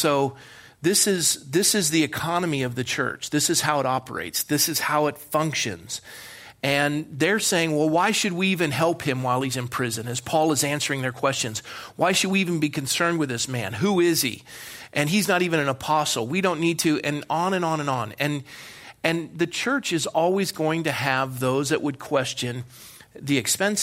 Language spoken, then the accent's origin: English; Ireland; I am an Irishman